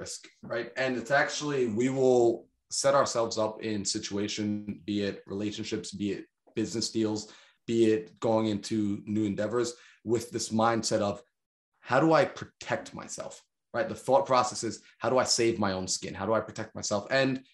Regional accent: Long Island, New York, United States; I'm from New York, man, like Long Island, New York, like it's expensive out there

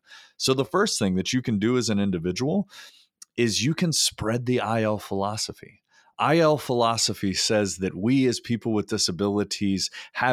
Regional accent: North Carolina, United States; my home state of North Carolina

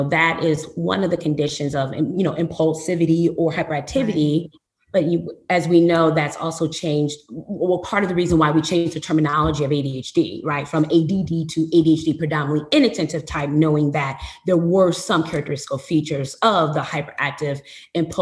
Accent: Flint, Michigan, United States; moved away as an adult; also born or lived in New Orleans, Louisiana / St. Louis, Missouri; now in Houston, United States; I was born and raised in Flint, Michigan

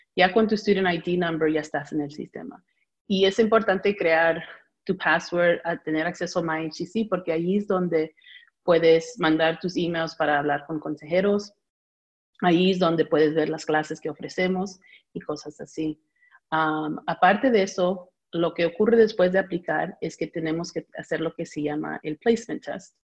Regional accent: United States; also born or lived in Peru (ancestry); yo fui la primera nacida acá

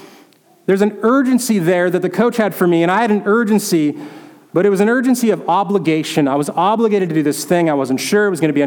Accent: North Dakota, United States; moved away; where I grew up in North Dakota

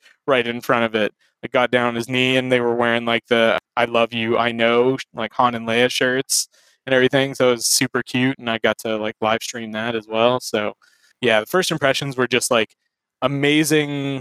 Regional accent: Canada; I was a professional Canadian

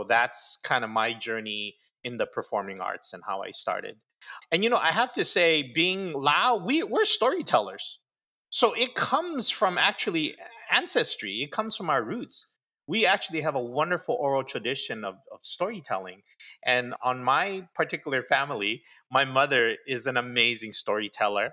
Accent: Honolulu, Hawaii, United States; born or raised there; also born or lived in Seno, Savannakhet, Laos / Thailand

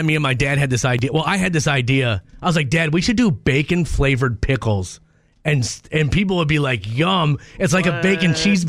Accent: Minnesota, United States; I was born and raised in Minnesota.

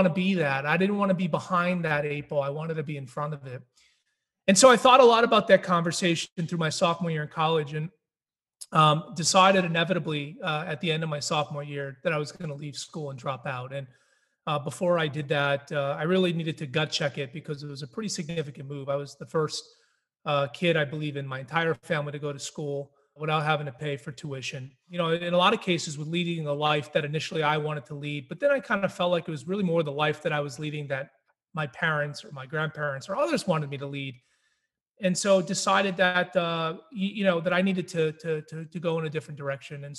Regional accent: New Hampshire, United States; I grew up in New Hampshire and I was raised there

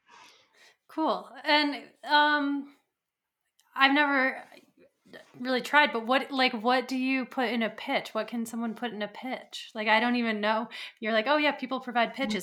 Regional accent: Colorado, United States; I'm from Colorado

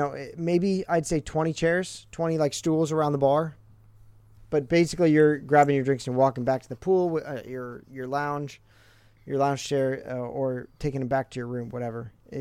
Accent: New Jersey, United States; I was barely from Jersey at this point.

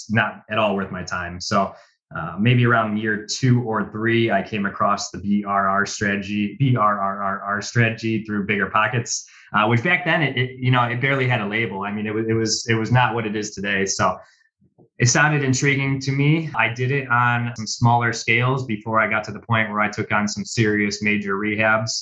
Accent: Cleveland, Ohio, United States; I was born and bred in Cleveland, Ohio. I live in some suburbs on the east side of Cleveland

